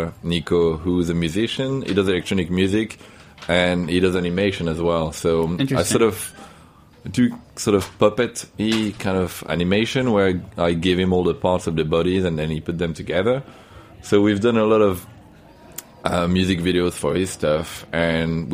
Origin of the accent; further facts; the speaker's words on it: France; accent: French; English is a second language; moved away as an adult; now in London, United Kingdom; my French accent